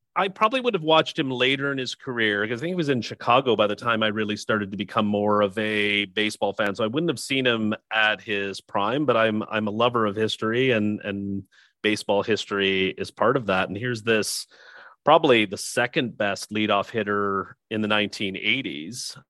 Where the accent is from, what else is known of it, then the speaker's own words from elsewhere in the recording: Niagara region, Ontario, Canada; my hometown or in my home region, which is the Niagara region in, uh, in Canada